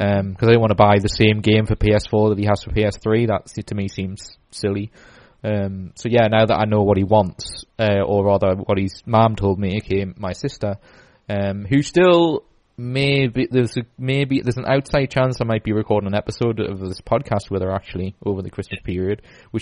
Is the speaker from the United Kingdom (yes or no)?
yes; Newcastle upon Tyne, North East England, United Kingdom; we're from Newcastle